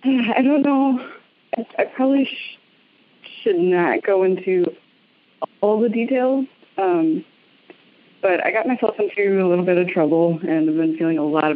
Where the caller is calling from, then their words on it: Racine, Wisconsin, United States; I'm calling from Racine, Wisconsin.